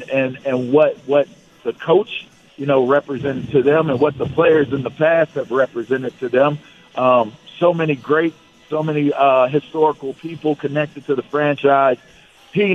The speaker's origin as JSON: {"language": "English", "town": "Pittsburgh", "region": "Pennsylvania", "country": "United States", "said": "I'm from Pittsburgh, but he's from LA."}